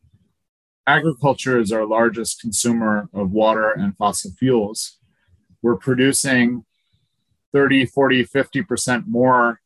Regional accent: Scranton, Pennsylvania, United States; I grew up near Scranton, Pennsylvania, beautiful Scranton, which is landfill country

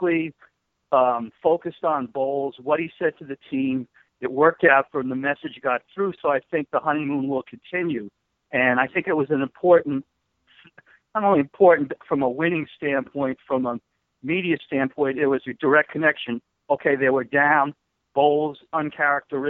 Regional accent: New Rochelle, New York, United States; moved away; also born or lived in North Carolina; I'm originally from New Rochelle

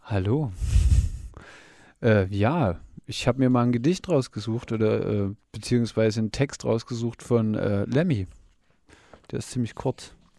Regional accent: Gera, Thuringia, Germany; bei uns in Gera

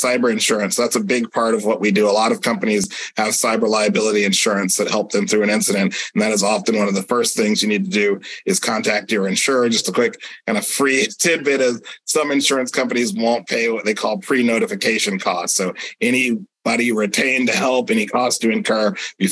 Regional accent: Sebastian, Florida, United States; my hometown of Sebastian, Florida

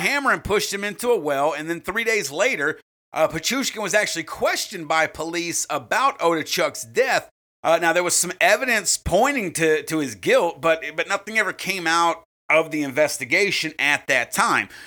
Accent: United States; we're obviously from America.

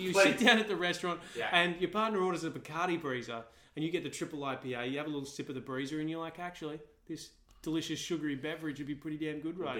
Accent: Bribie Island, Queensland, Australia; now in Sydney, Australia; I grew up on Bribie Island again.

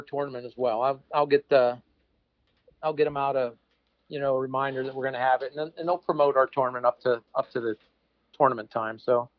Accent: Parker, Pennsylvania, United States; I grew up near Parker on the Allegheny.

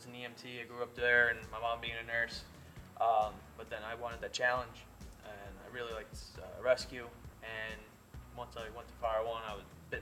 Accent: Cedar Grove, New Jersey, United States; I'm up from North Jersey

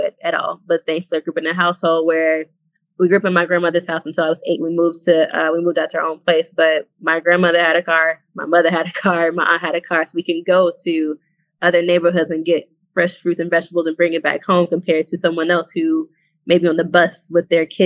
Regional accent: Chicago, Illinois, United States; I grew up in the hood. I'm from South Side Chicago, from Inglewood.

